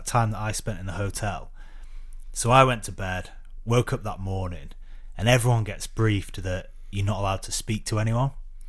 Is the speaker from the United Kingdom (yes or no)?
yes; Preston, North West England, United Kingdom; now in London, United Kingdom; because I don't go back to Preston very much, so my accent's probably gone quite a lot.